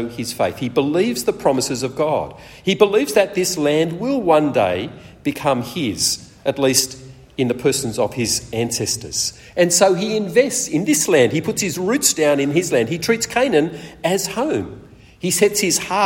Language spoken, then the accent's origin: English; Sydney, New South Wales, Australia; moved away as an adult; also born or lived in Perth; I grew up mainly in Sydney, and after Rosemary and I got married, we moved to Perth